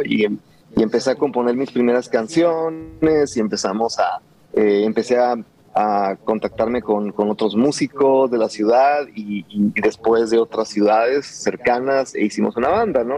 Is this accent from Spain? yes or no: no; Nogales, Sonora, Mexico; first language Spanish; moved away as an adult; now in Tucson, United States; yo crecí en Nogales